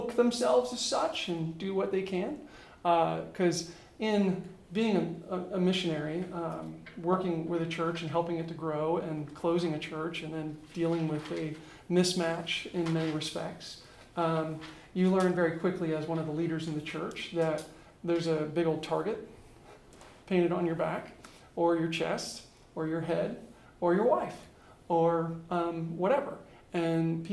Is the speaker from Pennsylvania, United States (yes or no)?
yes; Pittsburgh, Pennsylvania, United States; moved away as an adult; also born or lived in Fairfield, California / Buffalo, New York / Beijing, China / Tucson, Arizona; I grew up near Pittsburgh, Pennsylvania.